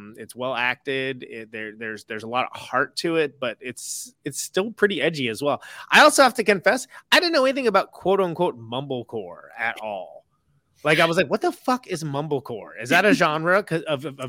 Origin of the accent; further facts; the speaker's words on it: Modesto, California, United States; I grew up in Modesto